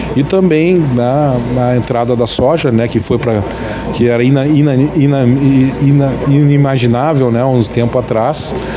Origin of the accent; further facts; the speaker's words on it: Camaquã, Rio Grande do Sul, Brazil; é da Pacheca, né? nós somos da Pacheca